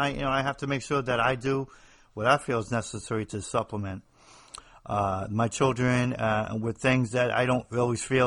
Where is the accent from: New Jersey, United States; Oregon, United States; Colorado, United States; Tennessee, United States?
New Jersey, United States; accent: Northeast; moved away as an adult; now in the South, United States; I'm somebody from the Northeast, New Jersey, actually